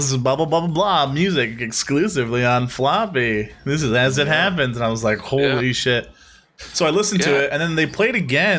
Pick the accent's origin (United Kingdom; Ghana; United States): United States; I'm American